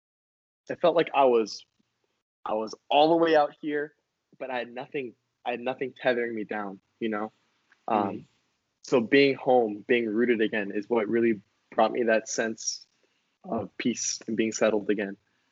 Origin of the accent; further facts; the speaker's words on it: Hawaii, United States; being not seeing very many Hawaiians, all of a sudden I'm losing my accent, right? I'm not in the sun as much, so I'm losing my color. I feel distant from home